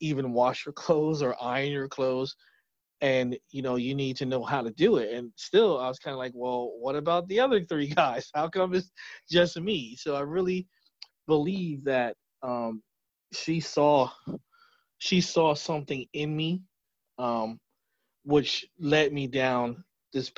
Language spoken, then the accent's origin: English; New Jersey, United States; born and raised in New Jersey